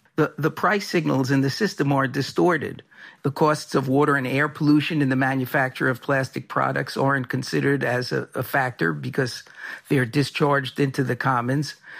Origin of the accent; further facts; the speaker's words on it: New York City, New York, United States; When I was a kid growing up in New York City